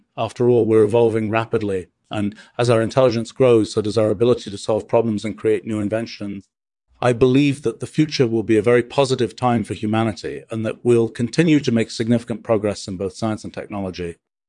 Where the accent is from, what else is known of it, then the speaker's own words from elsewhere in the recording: United States; I'm from the United States. I used to live in Boston, but now I live in Wolfram Warburg Village in Stetson Hills.